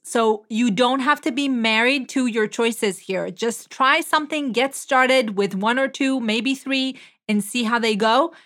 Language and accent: English; Israel; moved away; I am originally from Israel